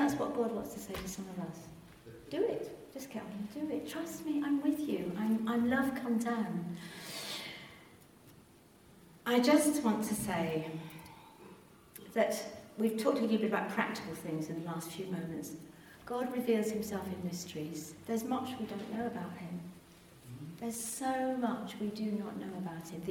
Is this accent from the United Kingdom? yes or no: yes; England, United Kingdom; We're very English